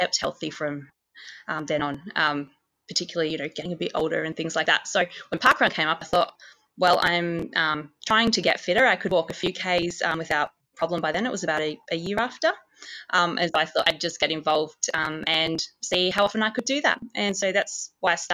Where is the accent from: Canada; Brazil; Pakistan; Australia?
Australia; Ballarat, Victoria; now in Broken Hill, Australia; I grew up in Ballarat, where there's a 6K lake